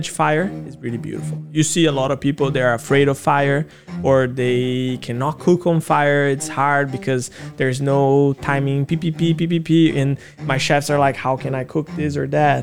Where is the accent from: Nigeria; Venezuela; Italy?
Italy; Rome, Lazio; moved away as an adult; also born or lived in Brazil / Wanli, Taiwan; now in Taiwan; growing up in Rome